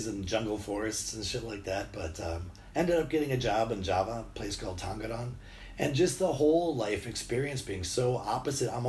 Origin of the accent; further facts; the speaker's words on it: Two Rivers, Wisconsin, United States; I'm from Two Rivers, Wisconsin, town of like 13,000, right on Lake Michigan